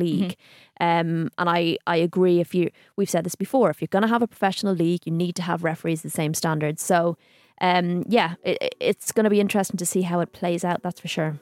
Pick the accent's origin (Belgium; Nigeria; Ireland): Ireland; being Irish